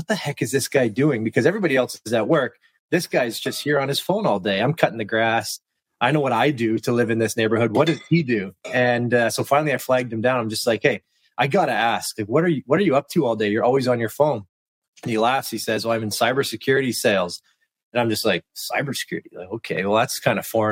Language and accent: English; Western Canada, Canada; also born or lived in Kelowna, British Columbia / Washington, District of Columbia, United States; I'm from Western Canada, and where I was living, Kelowna, BC